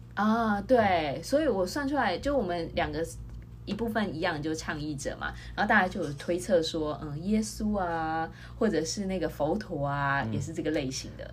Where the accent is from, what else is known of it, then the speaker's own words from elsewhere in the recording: Taiwan; moved away as an adult; now in Texas, United States; 那我们是从台湾来啊，我先生是来德州拜访我的